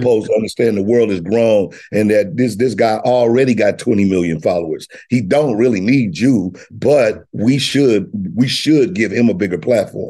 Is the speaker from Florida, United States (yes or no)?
no; Missouri, United States; I'm from Missouri, so, you know, I both roll with the home state